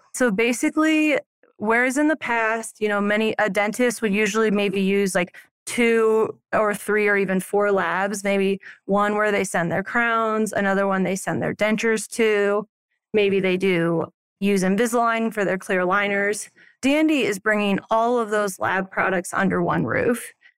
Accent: Alton, Illinois, United States; now in Silverthorne, United States; I grew up in a small town called Alton that's kind of like a suburb of Saint Louis

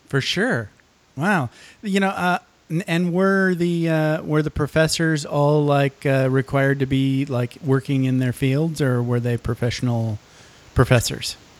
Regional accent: Michigan, United States; I grew up in Michigan

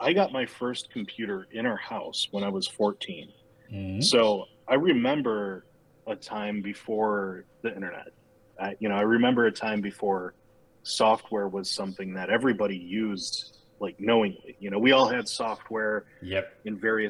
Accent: Milwaukee, Wisconsin, United States; Born and raised in Milwaukee.

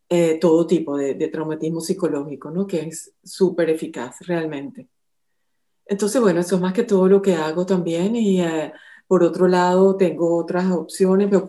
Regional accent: Venezuela; moved away as an adult; also born or lived in France; now in Monaco; soy venezolana y eh, he trabajado, bueno, los últimos años en Francia, en Venezuela también, y bueno, tengo ya eh, como 17 años aquí en, en Mónaco trabajando.

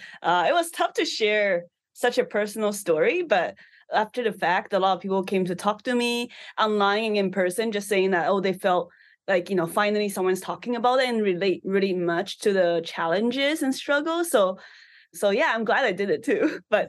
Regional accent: Taiwan; English is a second language; now in Canada; I think because I came from an immigrant background, so I immigrated to Canada from Taiwan. So, you know, as a first generation immigrant, it's really tough just adapting and not speaking English and making friends.

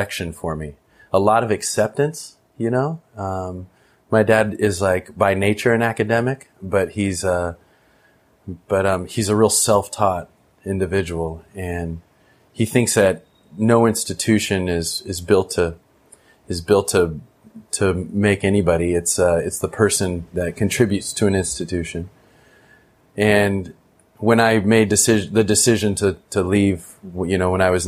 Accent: Orange County, California, United States; also born or lived in East Bay, California; now in Nicaragua; I had my mom in Orange County, where you and I know each other from. And we grew up together

